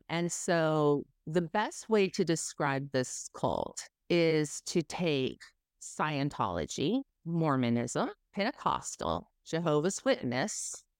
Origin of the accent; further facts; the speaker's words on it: Southern California, United States; now in Tennessee, United States; I grew up in Southern California. My parents moved there from Dubuque, East Dubuque, Illinois. So just a hole in the wall place in Illinois. And we end up in California.